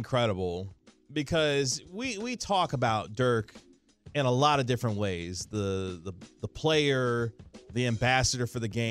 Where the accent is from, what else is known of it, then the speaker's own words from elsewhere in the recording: Kansas City, Missouri, United States; now in Dallas, United States; my hometown of Kansas City, Missouri